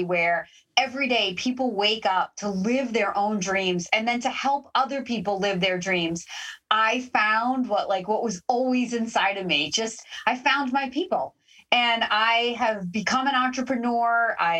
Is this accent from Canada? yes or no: yes; Canada; Okay. So being a Canadian, I thought you were going to say Tim Hortons.